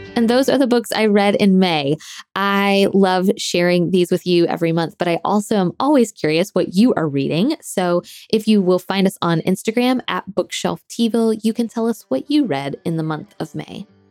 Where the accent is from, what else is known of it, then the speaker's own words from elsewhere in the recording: Florida Panhandle, United States; moved away; I grew up in Florida and in the, in and near the Panhandle